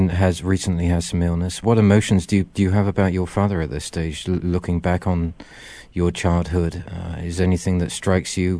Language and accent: English; Wiltshire, South West England, United Kingdom; moved away; I come from Wiltshire